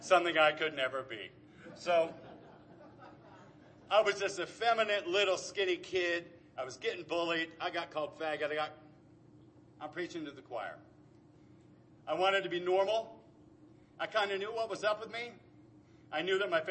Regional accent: Anaheim, California, United States; also born or lived in Tustin, California; Born and raised in Anaheim, long before anybody called it Anacrime

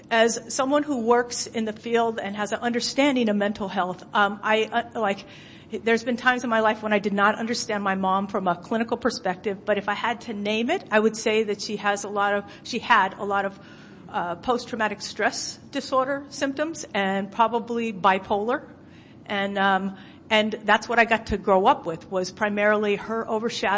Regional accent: San Francisco, California, United States; now in Oakland, United States; I was born and raised in San Francisco, California, but I actually live in Oakland, California now.

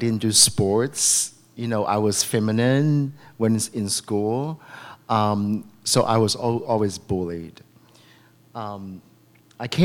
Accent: Macau; now in San Francisco, United States; I was born in Macau

